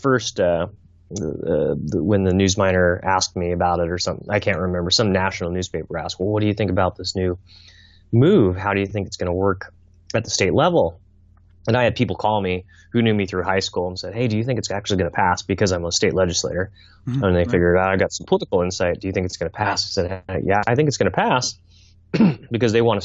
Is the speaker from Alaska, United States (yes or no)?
yes; Fairbanks, Alaska, United States; My mother had cancer growing up in Fairbanks